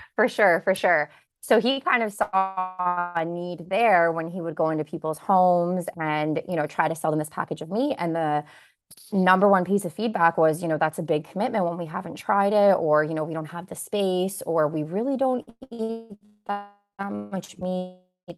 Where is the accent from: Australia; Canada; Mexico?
Canada; Kitchener, Ontario; born or raised there; also born or lived in Bosnia / Waterloo